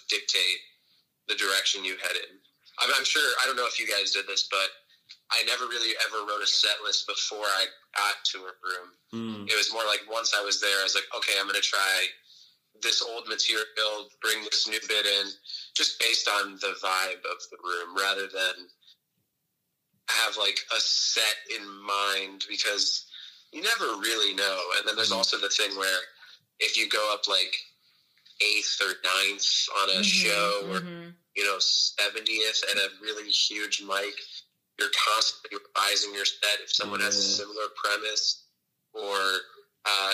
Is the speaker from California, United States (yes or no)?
no; Phoenix, Arizona, United States; moved away as an adult; now in New York, United States; Phoenix my whole life